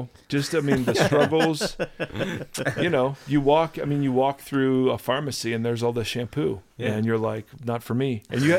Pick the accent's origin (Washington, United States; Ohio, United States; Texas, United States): Ohio, United States; I grew up in Ohio.